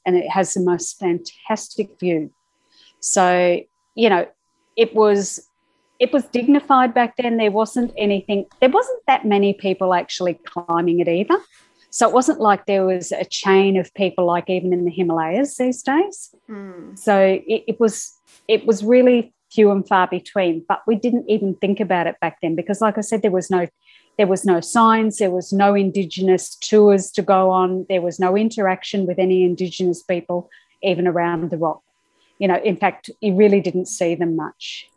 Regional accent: Brisbane, Queensland, Australia; also born or lived in United Kingdom; I was born in Australia and I did all my schooling in Brisbane

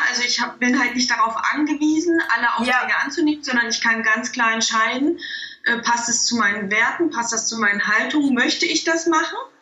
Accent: Thuringia, Germany; moved away as an adult; also born or lived in Stuttgart; ich bin in einem kleinen Dorf aufgewachsen und in Thüringen

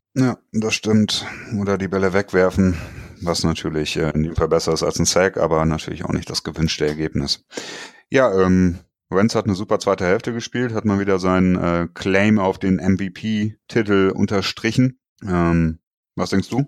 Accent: Germany; bei uns in Deutschland

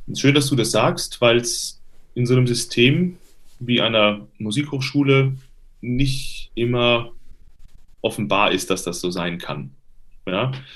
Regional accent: Limburg an der Lahn, Hesse, Germany; Das ist in der Nähe von Limburg, meiner Heimatstadt.

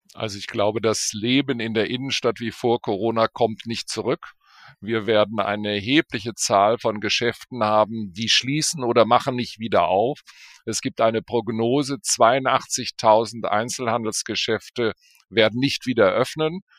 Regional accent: Bonn, North Rhine-Westphalia, Germany; also born or lived in Berlin; meine Heimat ist eigentlich Bonn

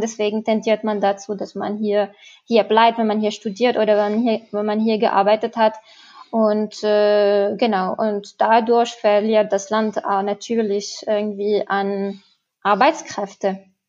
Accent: Tunisia; now in Germany; also ich komme selber aus Tunesien

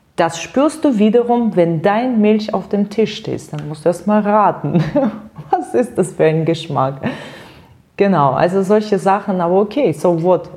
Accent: near Penza, Penza Oblast, Russia; German is a second language; moved away as an adult; also born or lived in Siberia; now in Germany; Geboren bin ich wirklich in der Nähe von diesem Stadt

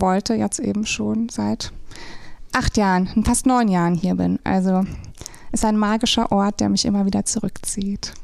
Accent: Rhine-Main area, Germany; moved away as an adult; now in St. Peter-Ording, Germany; ich komme ursprünglich aus dem Rhein-Main-Gebiet und bin seit 2013 jetzt hier oben in St. Peter-Ording.

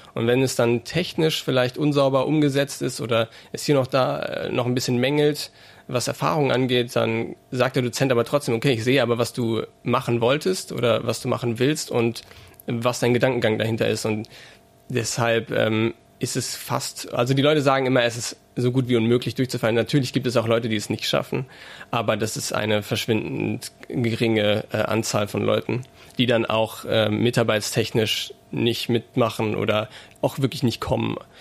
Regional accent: Saarbrücken, Saarland, Germany; now in Mainz, Germany; in Saarbrücken zum Beispiel, wo ich herkomme

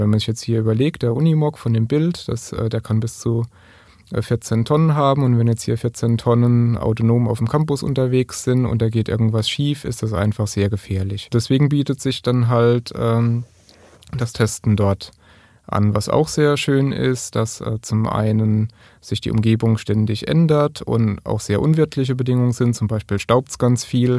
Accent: Kaiserslautern, Rhineland-Palatinate, Germany; komme ich aus Kaiserslautern

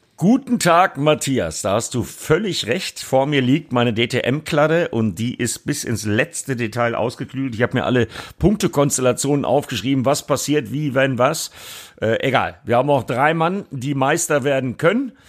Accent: Bremen, Germany; für mich als Bremer

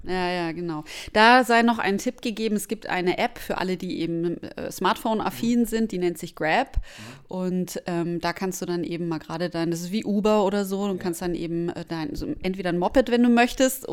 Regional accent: Germany; als Deutscher

